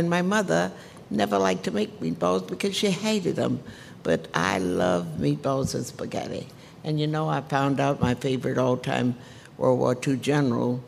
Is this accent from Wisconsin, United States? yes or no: no; Madisonville, Louisiana, United States; also born or lived in New Orleans; In Madisonville, when we were coming up, you know, we had a lot of fresh food